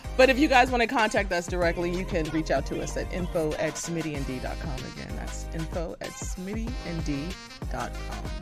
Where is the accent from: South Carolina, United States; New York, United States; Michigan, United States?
Michigan, United States; Detroit; I'm from Detroit.